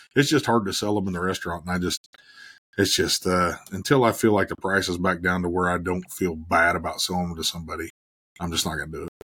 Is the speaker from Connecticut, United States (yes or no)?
no; Dodge City, Kansas, United States; moved away; also born or lived in Oklahoma; growing up in Dodge City